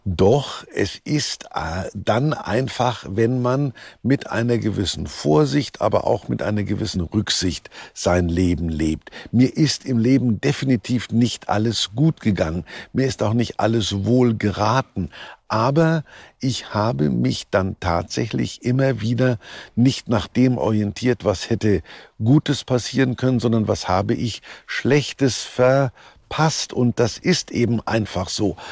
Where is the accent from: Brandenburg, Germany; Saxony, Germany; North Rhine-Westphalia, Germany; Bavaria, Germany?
Bavaria, Germany; Kulmbach; born or raised there